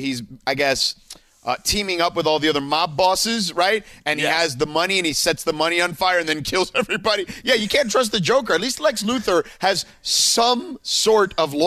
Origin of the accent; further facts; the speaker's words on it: Miami, Florida, United States; I grew up in Vice City, basically, GTA Vice City